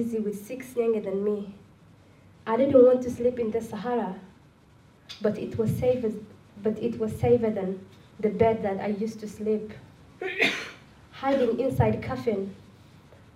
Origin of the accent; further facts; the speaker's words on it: Somalia; English is a second language; also born or lived in Malaysia; now in Sydney, Australia; I'm from Somalia